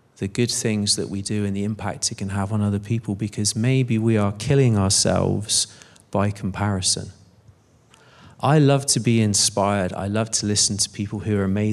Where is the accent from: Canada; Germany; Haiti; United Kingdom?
United Kingdom; Bristol, South West England; moved away; I'm from Bristol originally